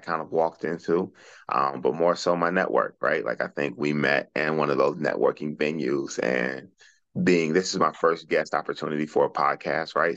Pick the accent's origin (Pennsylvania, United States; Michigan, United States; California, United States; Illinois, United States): Michigan, United States; Detroit; also born or lived in Arkansas; I grew up in Detroit